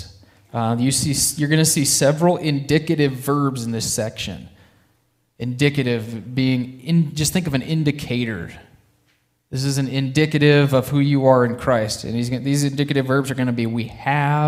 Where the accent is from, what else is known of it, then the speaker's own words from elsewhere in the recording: Alliance, Nebraska, United States; I grew up in Alliance, Nebraska